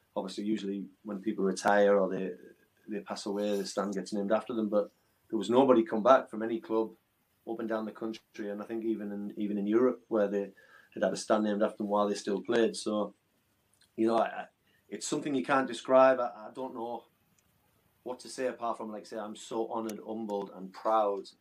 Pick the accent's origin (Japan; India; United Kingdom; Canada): United Kingdom; Hartlepool, North East England; my hometown Hartlepool